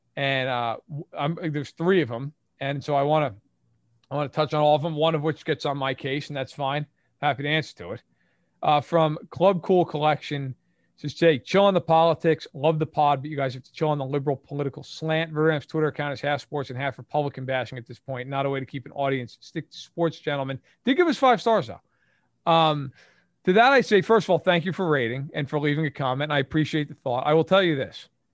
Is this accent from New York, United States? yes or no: yes; Livingston Manor, New York, United States; Grew up on Livingston Manor, New York, which is about ninety minutes outside of Manhattan